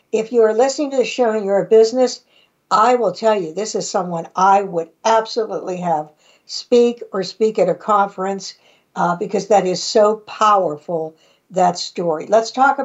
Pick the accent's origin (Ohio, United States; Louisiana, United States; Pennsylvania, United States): Pennsylvania, United States; now in Pittsburgh, United States; I grew up in one of those areas, more conservative, in New Galley, PA